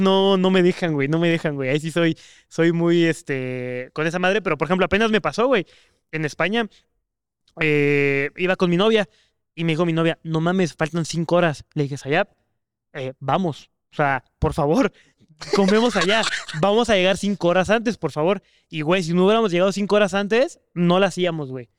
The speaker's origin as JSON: {"language": "Spanish", "country": "Mexico", "said": "como mexicano o como, pues sí, local"}